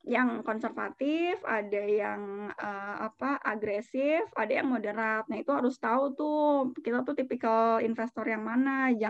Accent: Jakarta, Indonesia; aku orang Jakarta temanku orang Bogor gitu

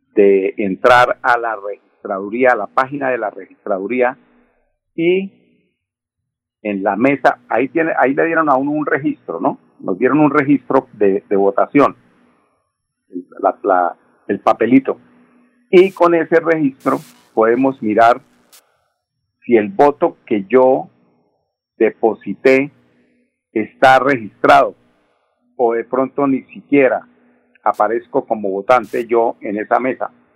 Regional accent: Colombia; somos los colombianos

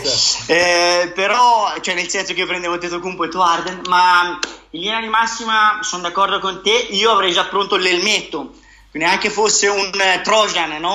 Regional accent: Siena, Tuscany, Italy; da buon senese

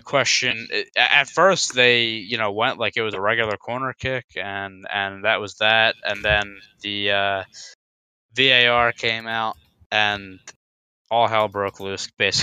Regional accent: United States; I'm American

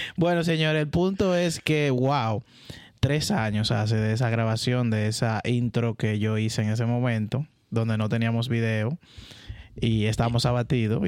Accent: San Juan de la Maguana, San Juan, Dominican Republic; Nací en San Juan de la Maguana

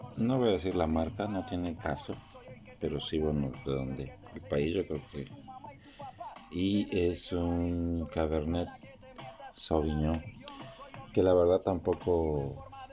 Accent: Mexico; nosotros mexicanos

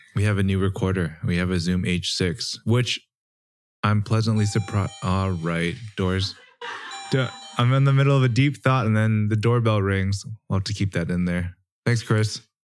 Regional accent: Canada; growing up in Canada

